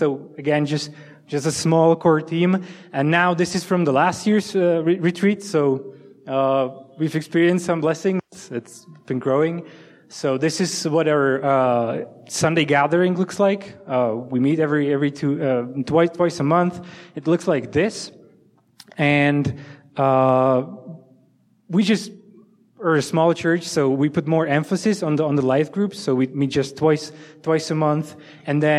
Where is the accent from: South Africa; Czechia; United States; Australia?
Czechia; Liberec, Liberec Region; English is a second language; moved away as an adult; also born or lived in Olomouc; the city in the north that I'm originally from